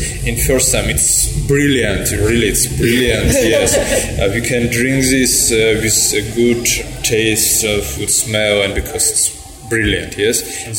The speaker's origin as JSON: {"language": "English", "country": "Georgia", "also_born_or_lived": "Ukraine", "second_language": "English", "lives_now": "Tbilisi, Georgia", "said": "I'm Georgian, but I was born in Ukraine."}